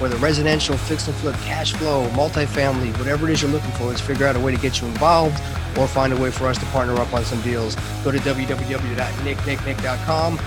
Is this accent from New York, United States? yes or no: yes; Long Island, New York, United States; we grew up on Long Island